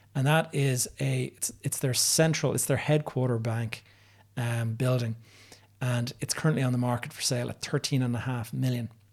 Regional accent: Dublin, Leinster, Ireland; my hometown of Dublin

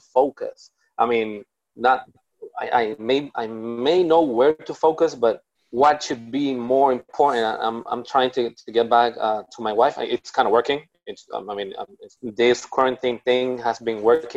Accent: Puerto Rico; I'm from Puerto Rico

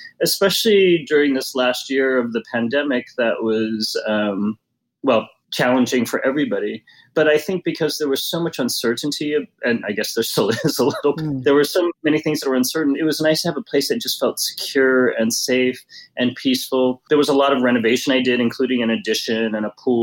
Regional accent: New York, United States; now in Los Angeles, United States; being a New Yorker, I prefer kind of a more urban feel

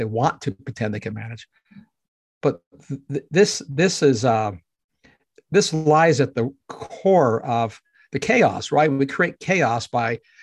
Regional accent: Canada; myself being a Canadian

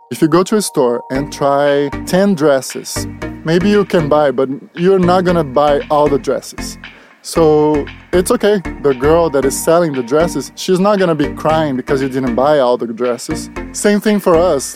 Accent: Brazil; English is a second language; moved away as an adult; also born or lived in Charlotte, North Carolina; now in California, United States; I'm from Brazil, so it's been about fifteen years now. that I'm in United States, that I moved to the United States.

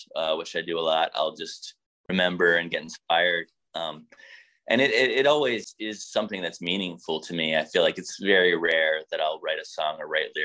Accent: United States; coming from America, being American, what it means these days to be a band from the United States of America

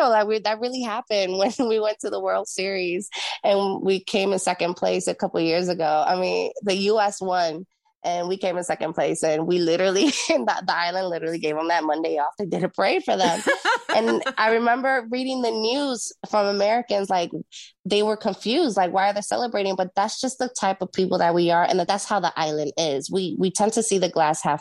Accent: Long Beach, California, United States; born there; also born or lived in Puerto Rico; now in Jacksonville, United States; I'm a Navy brat, as they say. Um, I was born in Long Beach, California, but I was raised around the world.

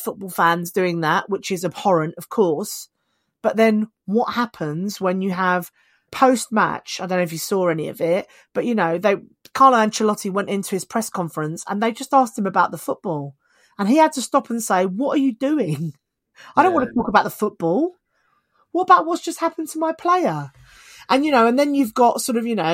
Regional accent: United Kingdom; us as British people

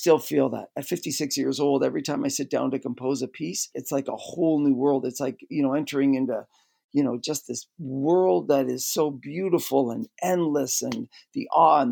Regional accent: Canada; I grew up in Canada.

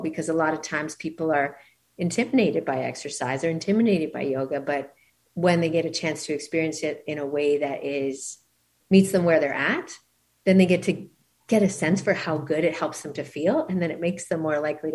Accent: Canada; moved away as an adult; now in Maui, United States; I'm originally from Canada

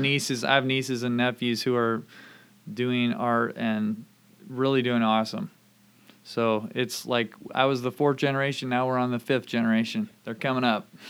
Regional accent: Camano Island, Washington, United States; moved away as an adult; also born or lived in Oregon / Vancouver, Canada / Indianapolis; I grew up here on Kamano Island and lived here through high school

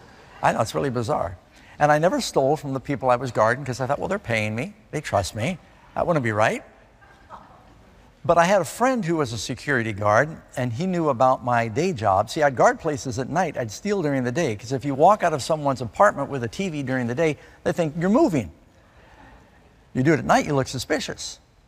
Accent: Burbank, California, United States; born there; also born or lived in Miami Beach / New York City; I was born in Burbank, California. And Dad and Mom split. He ended up moving his business to Miami Beach. Mom moved to New York City. My brother and I moved around through these different places.

